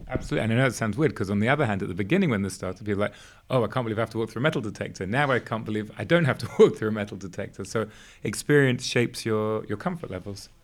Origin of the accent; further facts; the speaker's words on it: England, United Kingdom; moved away; also born or lived in Israel; growing up in England